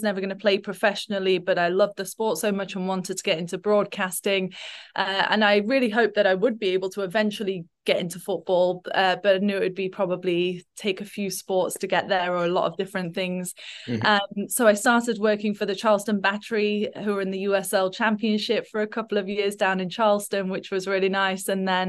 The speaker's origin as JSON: {"language": "English", "town": "Nottingham", "region": "East Midlands", "country": "United Kingdom", "tie": "born or raised there", "said": "I'm a massive Forest fan. I grew up in just outside of Nottingham and used to go every week with my dad."}